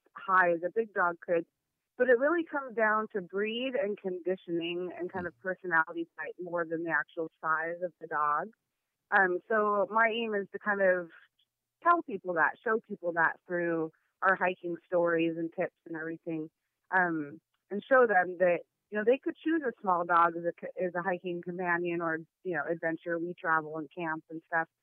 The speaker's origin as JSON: {"language": "English", "area": "the Northwest", "region": "Pacific Northwest", "country": "United States", "said": "I'm from the Northwest, and even in the summer, our trails are usually wet and muddy"}